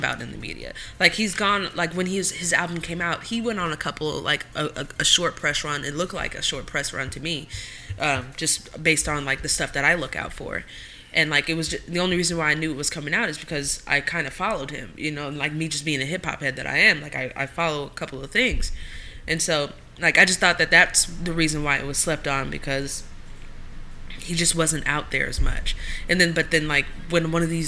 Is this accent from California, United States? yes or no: yes; Oakland, California, United States; Oakland, California. East Oakland.